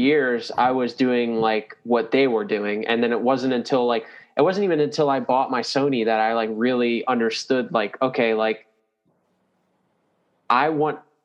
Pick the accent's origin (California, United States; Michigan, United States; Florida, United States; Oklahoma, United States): Florida, United States; New Smyrna Beach; I grew up with him in New Smyrna